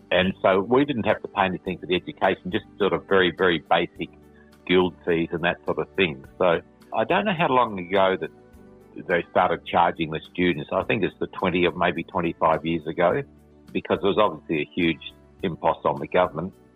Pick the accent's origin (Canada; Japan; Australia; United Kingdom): Australia; Perth, Western Australia; moved away as an adult; now in Melbourne, Australia; I have fond memories of my childhood growing up in Perth